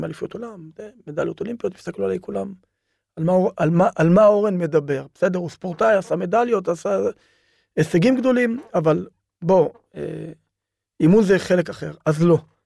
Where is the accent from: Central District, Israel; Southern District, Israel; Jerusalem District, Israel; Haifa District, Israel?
Southern District, Israel; Ofakim; also born or lived in Beersheba; אני גדלתי, נולדתי באר שבע, גדלתי באופקים